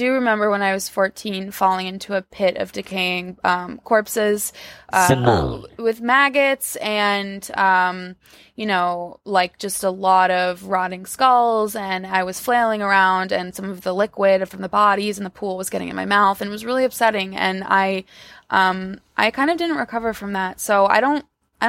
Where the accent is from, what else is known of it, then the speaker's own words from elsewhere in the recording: New York, United States; I grew up in New York